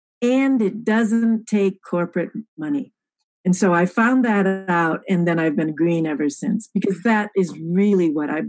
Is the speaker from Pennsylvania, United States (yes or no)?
no; Michigan, United States; now in California, United States; I grew up in Michigan, and then I've been living in California, though, for decades.